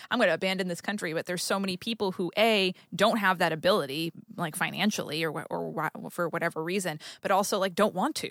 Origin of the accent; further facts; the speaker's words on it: New England, United States; now in Los Angeles, United States; I grew up in New England